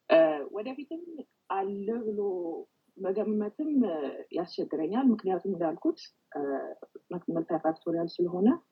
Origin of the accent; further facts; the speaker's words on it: Addis Ababa, Ethiopia; moved away as an adult; also born or lived in Chicago / Botswana; ኢትዮጵያ ተወልጄ ያለ ኢትዮጵያ ልጅ መሆኔን ነው የማውቀው